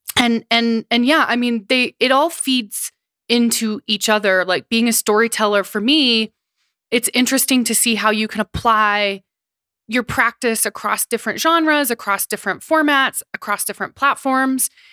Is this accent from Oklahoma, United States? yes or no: yes; Seneca-Cayuga Nation, Oklahoma, United States; now in New York, United States; I am from the Seneca-Cuga Nation in Oklahoma